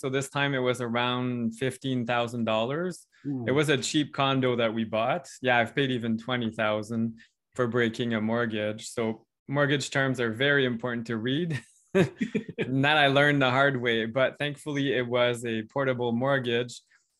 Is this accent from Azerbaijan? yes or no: no; Ontario, Canada